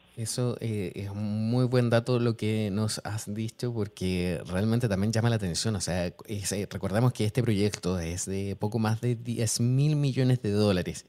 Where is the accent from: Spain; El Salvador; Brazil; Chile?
Chile; yo soy de Chile